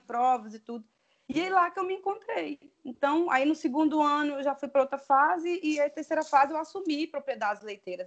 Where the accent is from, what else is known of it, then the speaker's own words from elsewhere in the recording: near the border with Bahia, interior of Espírito Santo, Brazil; moved away; also born or lived in Curvelo, Minas Gerais; eu sou do interior do Espírito Santo, divisa com Bahia, inclusive, né? perto do sul da Bahia